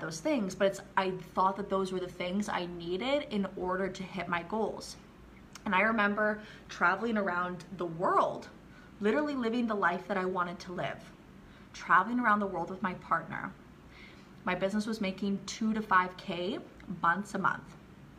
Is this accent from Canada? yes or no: yes; Canada; moved away as an adult; now in Riviera Maya, Mexico; I'm from Canada, but I've been living in the Mayan Riviera running my businesses here for the last 4 or 5 years